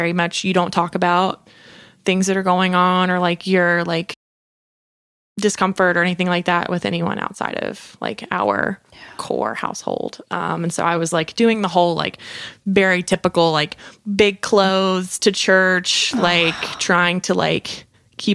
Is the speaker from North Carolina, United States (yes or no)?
yes; north of Statesville, Western North Carolina, United States; moved away; I'm from Western North Carolina, just like north of Statesville